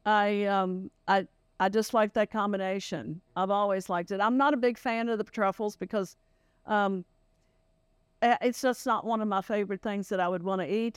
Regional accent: Greenbrier County, West Virginia, United States; I grew up in Greenberg County.

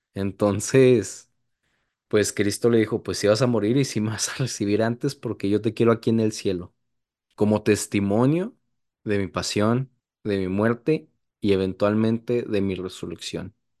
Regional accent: Chihuahua, Mexico; now in El Paso, United States; en mi estado natal, no en mi ciudad natal, pero sí en mi, en mi estado natal

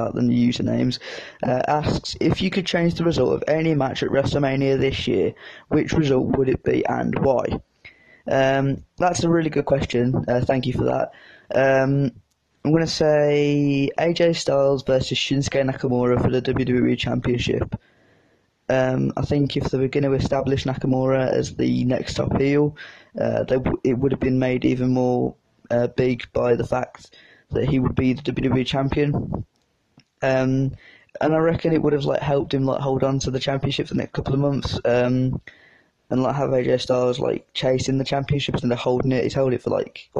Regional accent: United Kingdom; I'm British

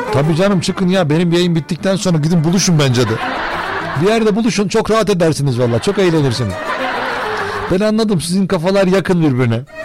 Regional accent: Turkey

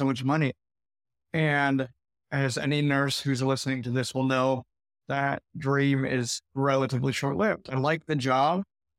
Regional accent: California, United States; moved away as an adult; also born or lived in Arizona; Yeah, I left California when I was 19, moved to Arizona because my mom lived there or had moved there, and lived all over Arizona for 12 years.

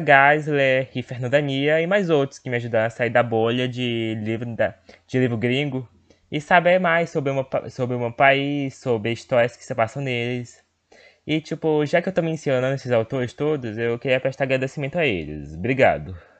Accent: Northeast Region, Brazil; a minha terra, onde eu vivi

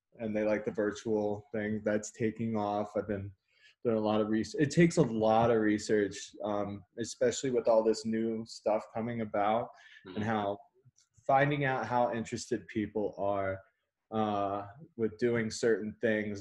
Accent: Texas, United States; moved away as an adult; now in Colorado, United States; I'm actually from Texas and I moved out here 2013

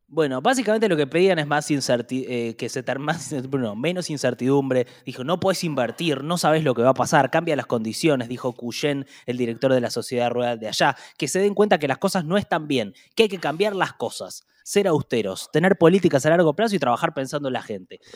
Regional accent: Argentina; como argentinos

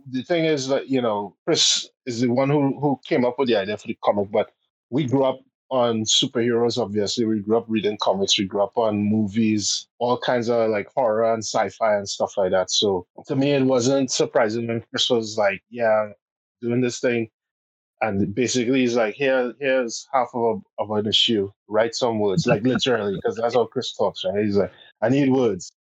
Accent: Port of Spain, Trinidad & Tobago; we grew up in Port of Spain, and because of that, Carnival literally would go by our our doorstep

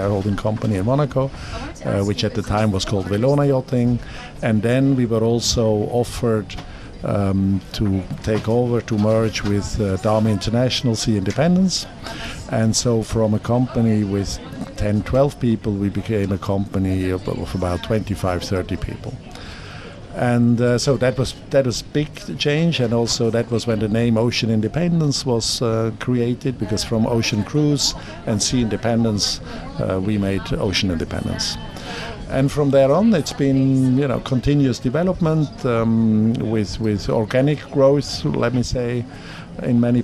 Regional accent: Zurich, Switzerland; my hometown, my lovely hometown

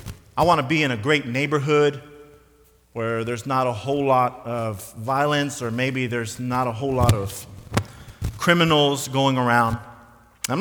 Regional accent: United States

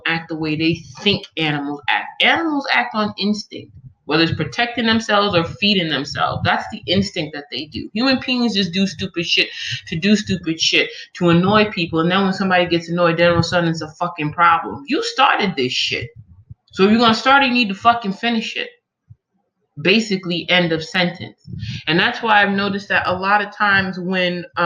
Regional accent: New York, United States; moved away; also born or lived in Omaha / California; all the years I grew up in New York

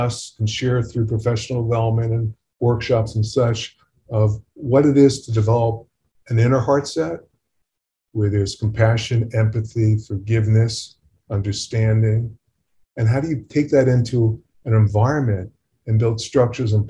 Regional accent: California, United States; I'm from California

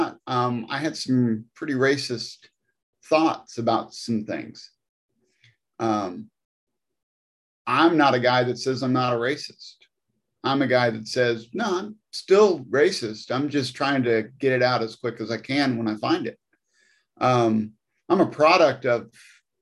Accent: Missouri, United States; now in Nashville, United States; I grew up in Missouri, out in the country

